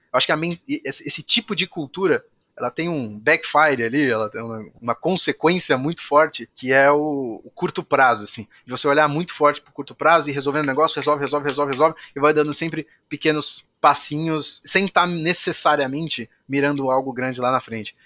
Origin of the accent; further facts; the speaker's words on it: São Paulo, Brazil; moved away as an adult; now in Jundiaí, Brazil; Eu sou de São Paulo